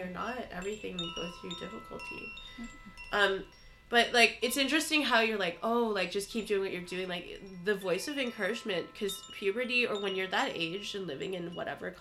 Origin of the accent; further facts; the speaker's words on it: Canada; I was raised in Canada.